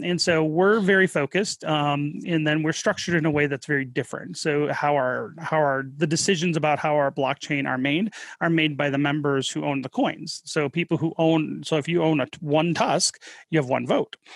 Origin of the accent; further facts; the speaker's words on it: Detroit, Michigan, United States; moved away as an adult; also born or lived in Colorado / Utah / Wyoming; now in Salt Lake City, United States; My wife and I are both from Michigan, the Detroit area.